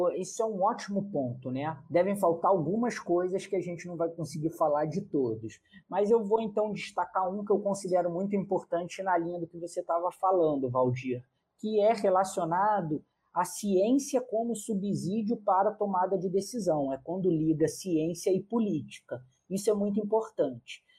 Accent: Rio de Janeiro, Brazil; eu, como carioca

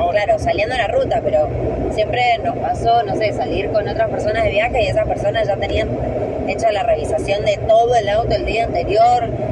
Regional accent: San Juan, Argentina; moved away; soy de San Juan

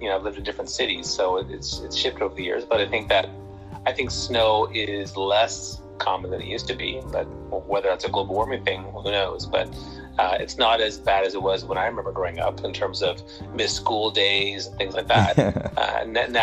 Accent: Toronto, Ontario, Canada; I'm from Toronto, Canada, home of the Championship Raptors. And, I love Canada and I've been here all my life

